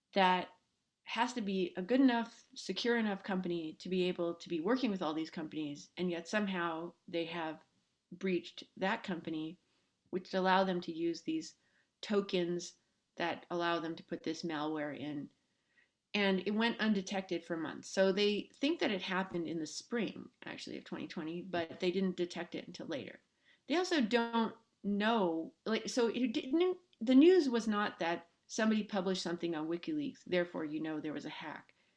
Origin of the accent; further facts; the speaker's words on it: Los Angeles, California, United States; I grew up in Los Angeles.